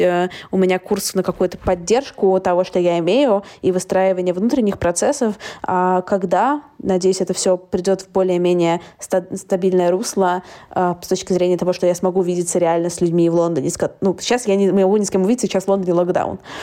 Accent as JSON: {"language": "Russian", "region": "Saint Petersburg", "country": "Russia", "moved": "as an adult", "lives_now": "London, United Kingdom", "said": "я сама из Питера"}